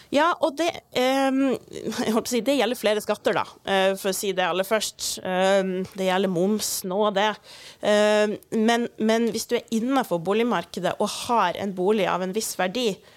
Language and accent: Norwegian; Kirkenes, Finnmark, Norway; i Kirkenes, der jeg kommer ifra